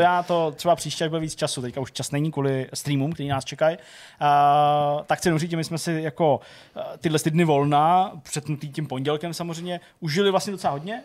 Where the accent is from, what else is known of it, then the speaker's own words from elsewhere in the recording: Plzeň, Plzeň Region, Czechia; u nás v Plzni